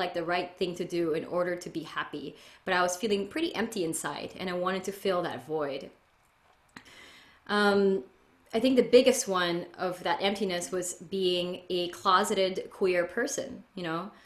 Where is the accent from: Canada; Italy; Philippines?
Philippines; now in California, United States; I was essentially born and raised in the Philippines in a conservative Catholic